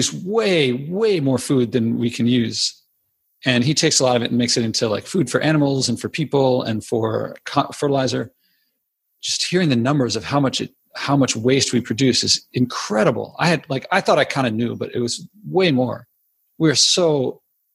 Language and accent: English; Philadelphia, Pennsylvania, United States; when I was a kid growing up in Philadelphia, I grew up inside the city